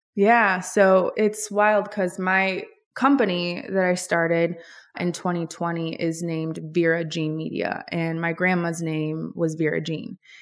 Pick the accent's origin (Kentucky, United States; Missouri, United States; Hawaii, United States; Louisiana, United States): Hawaii, United States; Honolulu; also born or lived in New York; now in Los Angeles, United States; So, I was born and raised in Honolulu, Hawaii. I'm an island girl